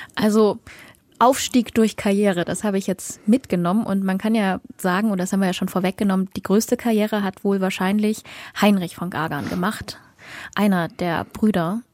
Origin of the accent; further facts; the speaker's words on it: Dresden, Saxony, Germany; meiner Heimatstadt Dresden